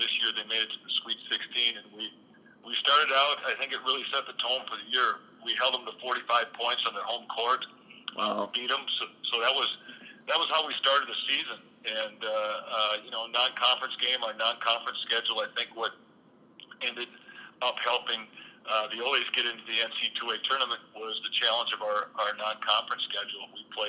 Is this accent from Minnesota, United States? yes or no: yes; Owatonna, Minnesota, United States; I'm from Owatonna, Minnesota, and it's kind of the basics of where I came from, Sam.